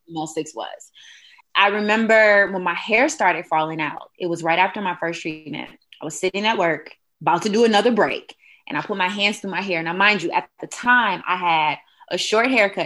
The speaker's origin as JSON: {"language": "English", "town": "Detroit", "region": "Michigan", "country": "United States", "also_born_or_lived": "Huntsville, Alabama", "moved": "as an adult", "said": "I am originally from Detroit, Michigan, and I ventured on down to Huntsville, Alabama in 2000"}